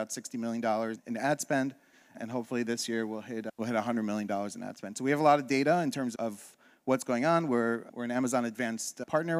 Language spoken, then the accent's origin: English; Israel; born there; I was born in Israel.